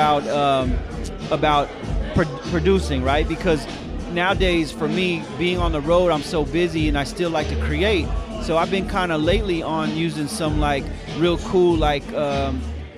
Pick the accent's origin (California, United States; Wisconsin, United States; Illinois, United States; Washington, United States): California, United States; San Diego; also born or lived in Oceanside, California / Carlsbad, California; I came from San Diego. I grew up in Oceanside, Carlsbad, and San Diego my whole life I was one. So this is my home